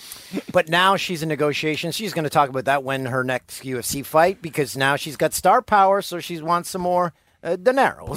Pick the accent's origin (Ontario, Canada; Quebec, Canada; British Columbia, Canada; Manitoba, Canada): Ontario, Canada; Peterborough; my hometown of Peterborough, Ontario.